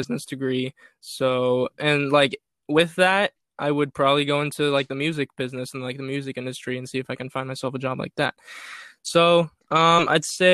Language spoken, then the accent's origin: English; Orange County, California, United States; I'm from Orange County